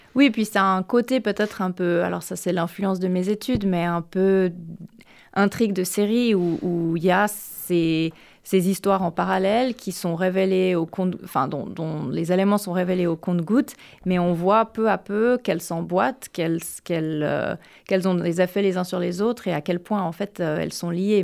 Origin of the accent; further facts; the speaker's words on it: Geneva, Switzerland; now in United States; Genève, qui est ma ville natale